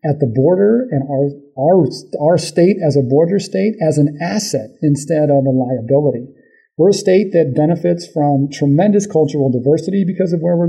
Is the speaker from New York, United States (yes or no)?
no; Arizona, United States; growing up in Arizona